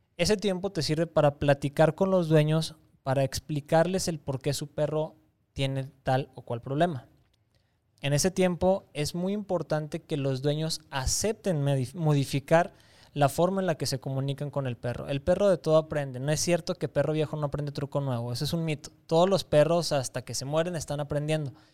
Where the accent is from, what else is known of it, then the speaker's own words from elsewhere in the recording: Torreón, Coahuila, Mexico; moved away as an adult; also born or lived in Campeche / Mérida, Yucatán; en mi tierra